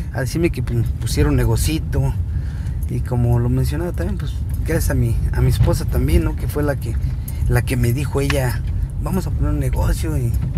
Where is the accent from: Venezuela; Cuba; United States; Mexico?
Mexico; San Gregorio; mi gente de aquí de, de mi pueblo de San Gregorio